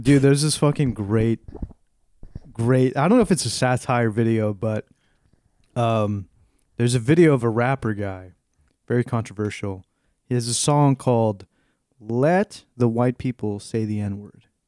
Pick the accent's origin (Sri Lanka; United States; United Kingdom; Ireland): United States; South Texas; moved away; being a Hispanic person, growing up in South Texas